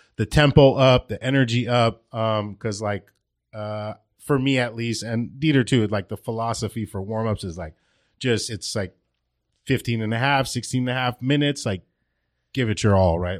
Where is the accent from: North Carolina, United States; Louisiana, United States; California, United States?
California, United States; Glendale; I was born and raised in Glendale